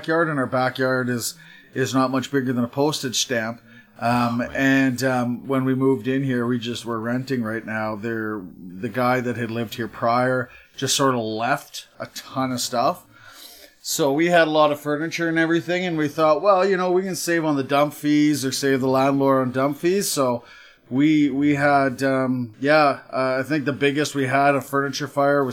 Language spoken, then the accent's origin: English; Canada; also born or lived in Toronto; now in Calgary, Canada; I'm Canadian